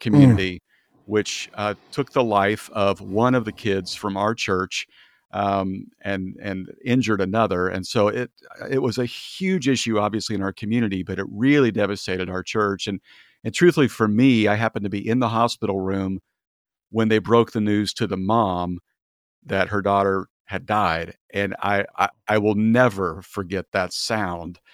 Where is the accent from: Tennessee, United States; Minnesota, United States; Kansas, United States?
Kansas, United States; moved away as an adult; also born or lived in Kentucky; now in California, United States; I'm from Kansas and grew up there and, uh, worked in Kentucky for a few years